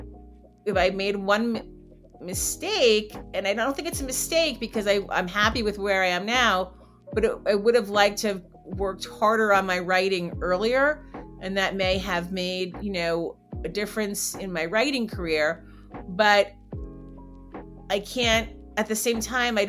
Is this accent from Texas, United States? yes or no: no; New Jersey, United States; where I grew up in New Jersey